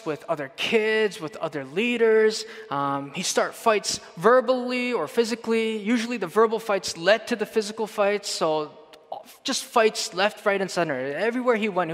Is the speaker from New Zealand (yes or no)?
no; Canada; we're from Canada